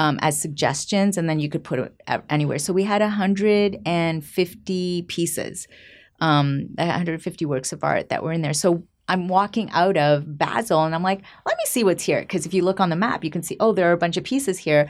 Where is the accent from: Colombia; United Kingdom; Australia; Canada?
Canada; just outside of Toronto, Ontario; also born or lived in Puebla, Mexico; I was born in Mexico, in the state of Puebla, and my mom remarried, and she remarried a French-Canadian. So, we moved to Canada when I was five, oh, Canada. And, um, I grew up in Canada, just outside of Toronto